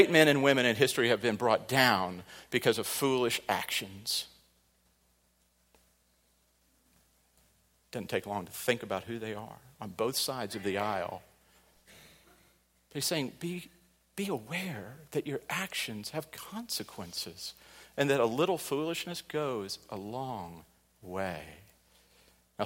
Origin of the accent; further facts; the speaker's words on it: Midwest, United States; growing up on the Mississippi River